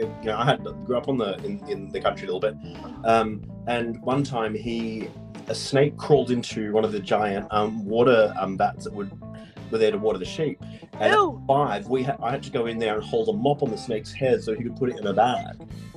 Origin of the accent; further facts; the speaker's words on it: Parramatta, New South Wales, Australia; also born or lived in Inner West, Sydney; I grew up in Parramatta and have spent most of my adult life in the inner west.